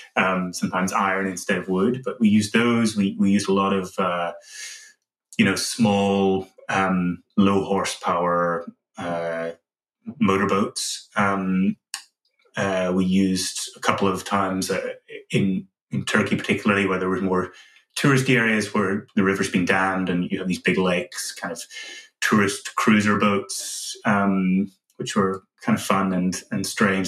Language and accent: English; Northern Ireland, United Kingdom; growing up in Northern Ireland